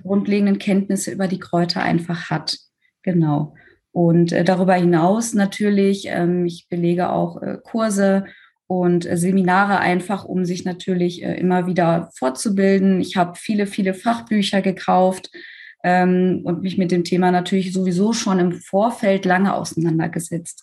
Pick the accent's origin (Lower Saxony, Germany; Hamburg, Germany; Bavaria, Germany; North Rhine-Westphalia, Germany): North Rhine-Westphalia, Germany; Recklinghausen; bei uns in Recklinghausen